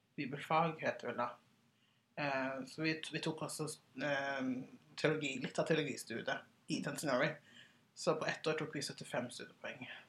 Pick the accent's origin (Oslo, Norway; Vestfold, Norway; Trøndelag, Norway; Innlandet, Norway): Oslo, Norway; also born or lived in Sierra Leone; Jeg er 31 år, fra Hauketå og Oslo.